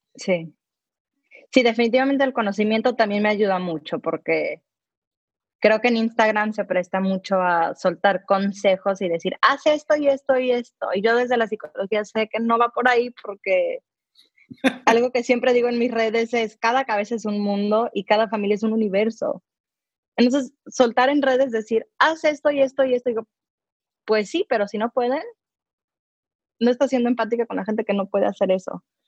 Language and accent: Spanish; Mexico; now in United States; soy una mamá mexicana que amo, amo México, pero vivo en Estados Unidos